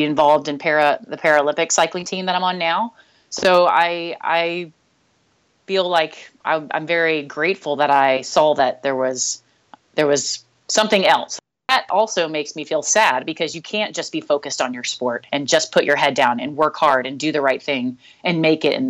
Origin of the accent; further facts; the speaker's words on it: Nashville, Tennessee, United States; I grew up in the Southeast in Nashville